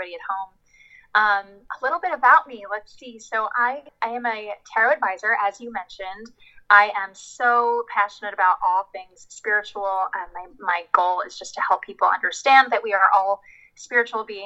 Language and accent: English; New Jersey, United States; moved away as an adult; also born or lived in Washington, D.C. / New York City; I grew up in New Jersey